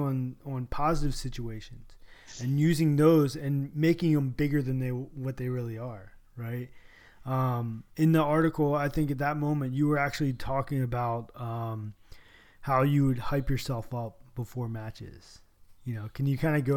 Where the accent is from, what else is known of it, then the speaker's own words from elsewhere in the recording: North Carolina, United States; we're from North Carolina